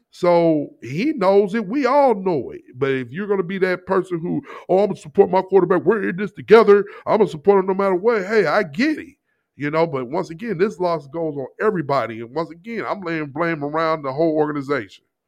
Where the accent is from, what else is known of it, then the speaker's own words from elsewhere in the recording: St. Louis, Missouri, United States; moved away; Kid I grew up with back in Saint Louis, known him since middle school.